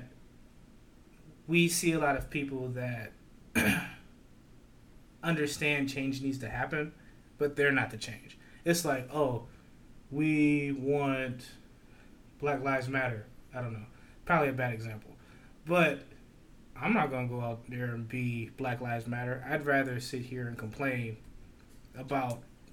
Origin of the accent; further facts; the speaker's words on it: Lorain, Ohio, United States; I'm from Lorain